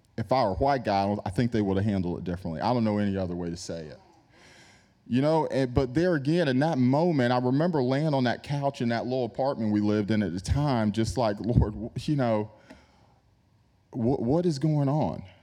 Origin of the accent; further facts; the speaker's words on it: New York, United States; I grew up in New York